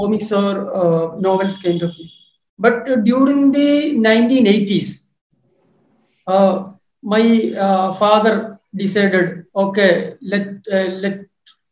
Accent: Kerala, India; we are basically from Kerala

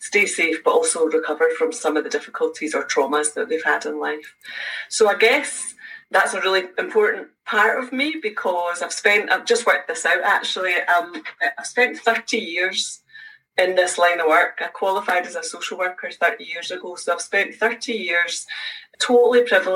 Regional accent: Edinburgh, Scotland, United Kingdom; now in Glasgow, United Kingdom; I live in Glasgow, but I'm originally from Edinburgh. But I've now lived in Glasgow for more years than I ever did in Edinburgh

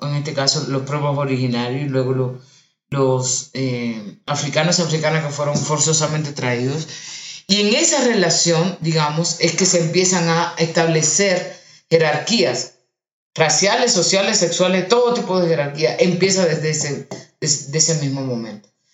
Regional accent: Dominican Republic; moved away as an adult; now in Colombia; nací en República Dominicana, tengo aquí en Colombia ya 15 años

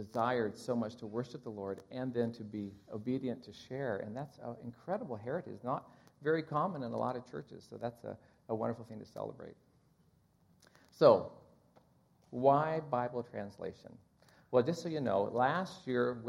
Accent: Kansas, United States; I'm from Kansas

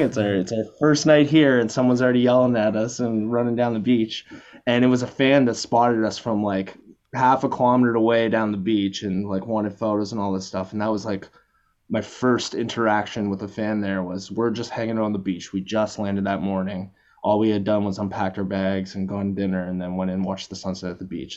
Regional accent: Canada; we're both both from Canada, Halifax and Toronto

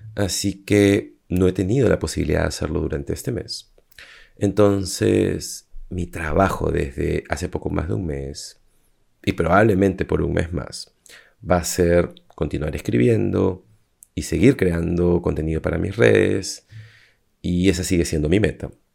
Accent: Peru; moved away as an adult; also born or lived in Lima, Peru / Cusco, Peru; now in Madrid, Spain; soy de Perú y ahora me he mudado a Madrid

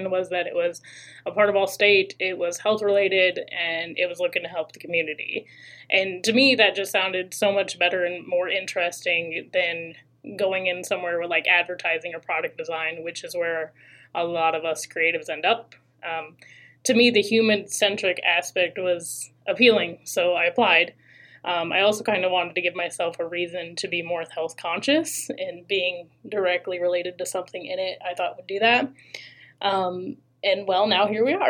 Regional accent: Indiana, United States; also born or lived in Michigan; I was born in Michigan, but I grew up in Indiana.

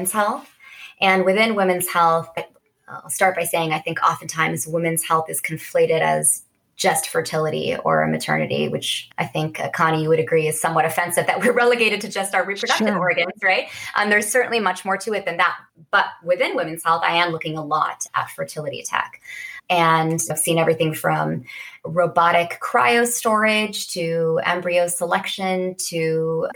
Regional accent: Bay Area, California, United States; I grew up in the Bay Area

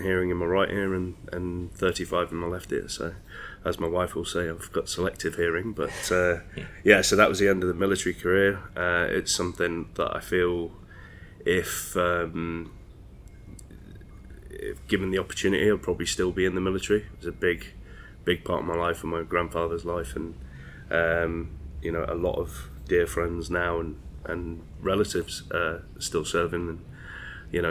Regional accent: Windermere, North West England, United Kingdom; now in Dorset, United Kingdom; We're from Windermere originally in the Lake District

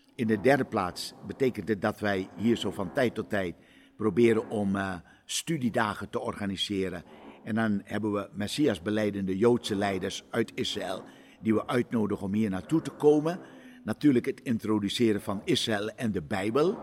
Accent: Suriname; now in Amsterdam, Netherlands; ik ben in Suriname geboren en opgegroeid

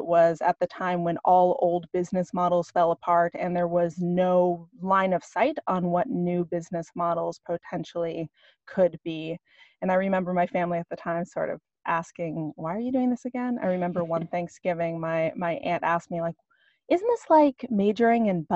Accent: Ashland, Oregon, United States; moved away as an adult; also born or lived in Walla Walla, Washington; I grew up in Southern Oregon. And it's a little town called Ashland

